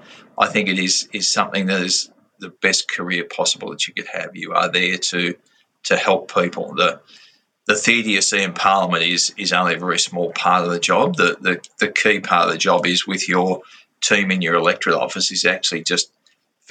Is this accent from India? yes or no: no; Loddon River, Victoria, Australia; we grew up on the Loddon River